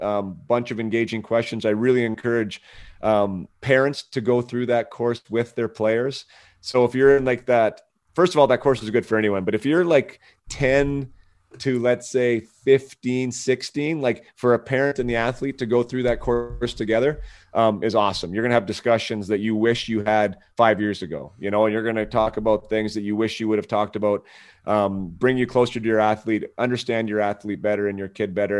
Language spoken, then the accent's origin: English; Canada; a strong part of our, of our culture and of the fabric of being Canadian